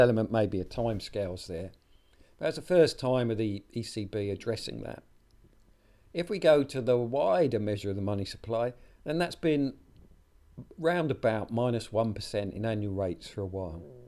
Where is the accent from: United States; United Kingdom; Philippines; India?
United Kingdom; my home country, the UK